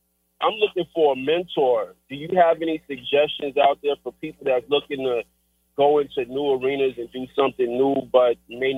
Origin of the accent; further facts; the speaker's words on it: Riverdale, Georgia, United States; I was raised in Riverdale, Georgia.